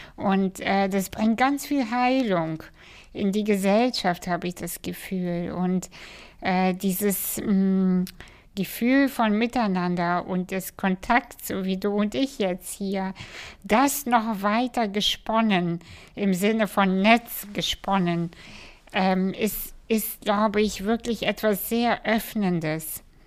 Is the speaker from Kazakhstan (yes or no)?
yes; Kazakhstan; moved away; in Kasachstan geboren